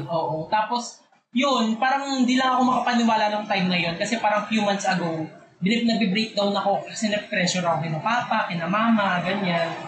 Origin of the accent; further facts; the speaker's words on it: Bicol Region, Philippines; moved away; kapag umuwi ako nung bakasyon, kahit nung college, kapag umuwi ako sa Bicol